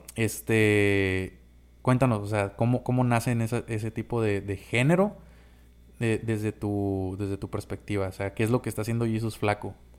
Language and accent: Spanish; Baja California, Mexico; Somos de la Baja